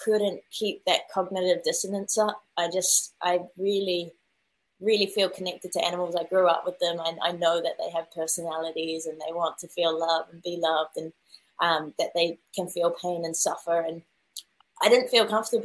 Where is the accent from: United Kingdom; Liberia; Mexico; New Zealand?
New Zealand; I obviously grew up in New Zealand